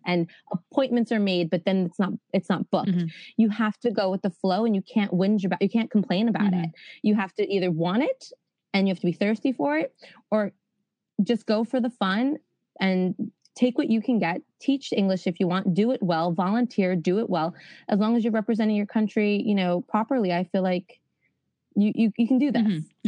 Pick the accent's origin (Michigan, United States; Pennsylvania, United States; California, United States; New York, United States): New York, United States; accent: New York; moved away as an adult; also born or lived in Spain; I'm from New York